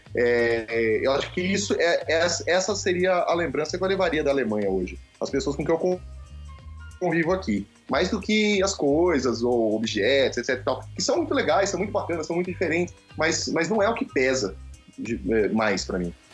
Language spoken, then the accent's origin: Portuguese; Brazil; moved away; o que eu mais sinto falta do Brasil, eu acho que são, são os amigos